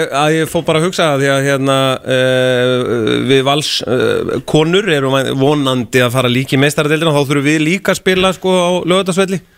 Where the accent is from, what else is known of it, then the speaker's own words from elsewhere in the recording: Iceland; við erum Íslandingar